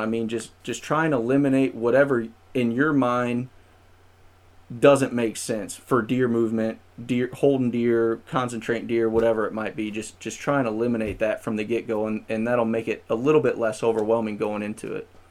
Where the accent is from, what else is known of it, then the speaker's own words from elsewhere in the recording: St. Louis, Missouri, United States; also born or lived in Springfield, Missouri; I'm originally from the Saint Louis area